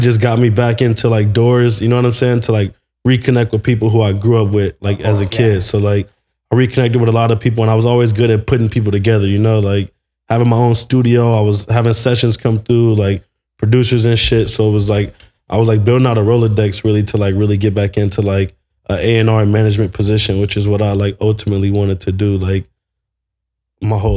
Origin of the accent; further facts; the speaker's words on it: Carson, California, United States; I grew up in Carson